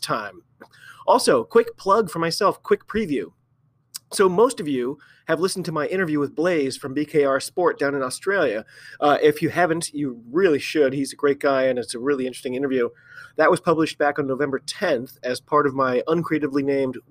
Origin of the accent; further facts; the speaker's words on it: United States; I'm an American rugby fan